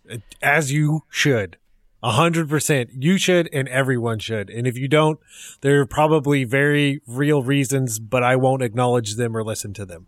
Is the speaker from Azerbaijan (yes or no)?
no; Central California, United States; also born or lived in Texas; growing up, I was in Central California, and that is still where I live